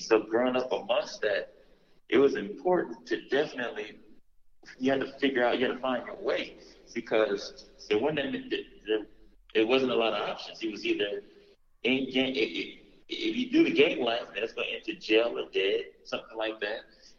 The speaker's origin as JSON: {"language": "English", "town": "Los Angeles", "region": "California", "country": "United States", "tie": "born or raised there", "said": "I'm from South Central L.A., born and raised"}